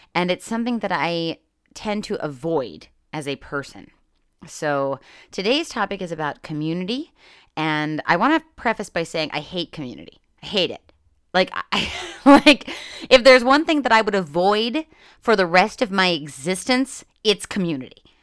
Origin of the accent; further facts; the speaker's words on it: Northeast Pennsylvania, United States; growing up in Northeast Pennsylvania